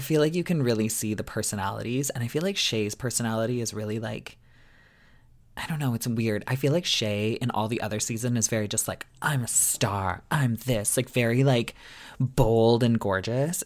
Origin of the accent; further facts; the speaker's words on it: Canada; I'm not American